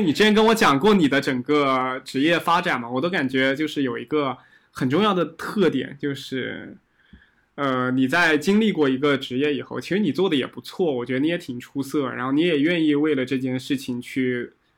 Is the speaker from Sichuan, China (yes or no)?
no; Nantong, Jiangsu, China; also born or lived in Fujian; 我小确实的时候这样是在，也是在江苏长大的嘛，然后我当时在南嗯。通